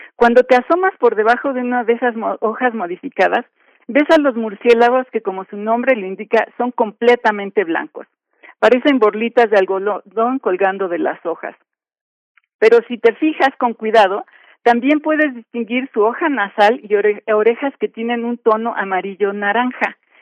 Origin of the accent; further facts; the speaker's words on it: Mexico; como mexicanos